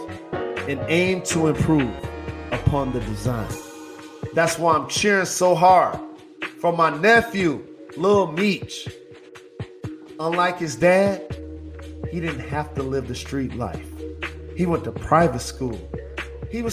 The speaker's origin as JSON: {"language": "English", "town": "Detroit", "region": "Michigan", "country": "United States", "said": "I'm from the Motor City"}